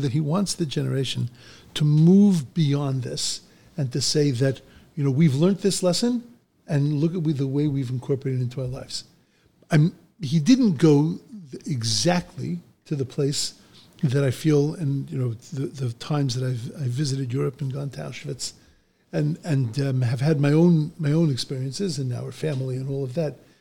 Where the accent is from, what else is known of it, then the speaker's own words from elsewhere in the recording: Bellmore, New York, United States; I grew up in Long Island